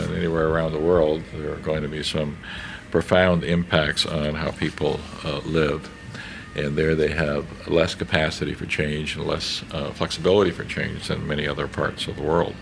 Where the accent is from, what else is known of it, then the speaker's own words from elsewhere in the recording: Canada; as a Canadian